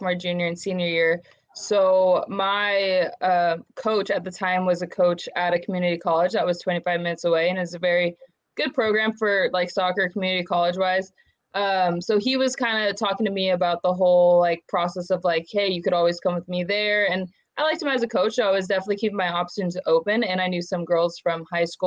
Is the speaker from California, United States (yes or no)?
yes; San Luis Obispo, California, United States; moved away as an adult; also born or lived in Aberdeen, South Dakota / St. Cloud, Minnesota; now in Pennsylvania, United States; I'm also from California, Central Coast, San Luis Obispo.